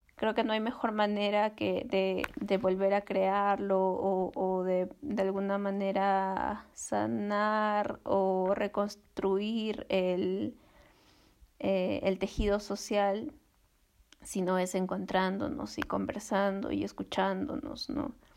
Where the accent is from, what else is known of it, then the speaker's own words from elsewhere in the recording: Cusco, Peru; moved away; also born or lived in Lima; yo nací en Cusco